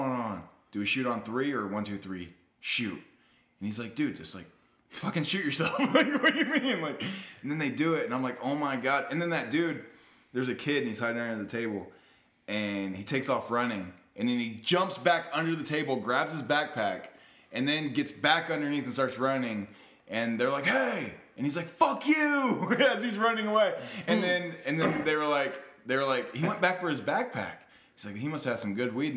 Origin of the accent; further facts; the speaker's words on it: Marion, Indiana, United States; I went to Marion